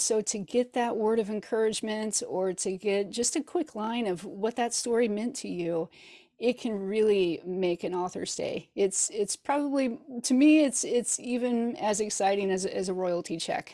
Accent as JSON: {"language": "English", "town": "Hannibal", "region": "Missouri", "country": "United States", "tie": "born or raised there", "lives_now": "Kansas City, United States", "said": "I grew up in Hannibal, Missouri, which is famous for Mark Twain"}